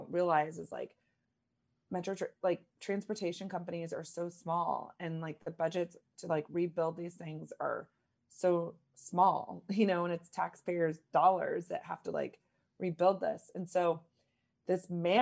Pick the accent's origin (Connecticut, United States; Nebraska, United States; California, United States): Nebraska, United States; Lincoln; moved away; also born or lived in East Coast; I'm born and raised in Lincoln, Nebraska, so Midwest, and lived a lot on the East Coast.